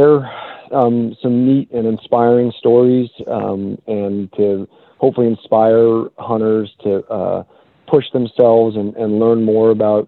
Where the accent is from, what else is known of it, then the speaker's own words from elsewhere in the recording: Boston, Massachusetts, United States; now in California, United States; I actually grew up in the middle of the city in Boston